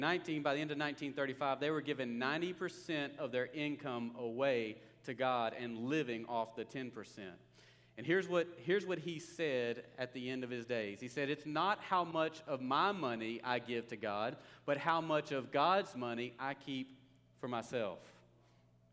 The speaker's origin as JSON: {"language": "English", "town": "Longview", "region": "Texas", "country": "United States", "tie": "born or raised there", "said": "I grew up near Longview"}